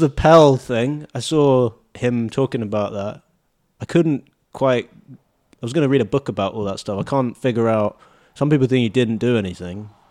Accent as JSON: {"language": "English", "country": "United Kingdom", "moved": "yes", "lives_now": "Australia", "said": "I'm British"}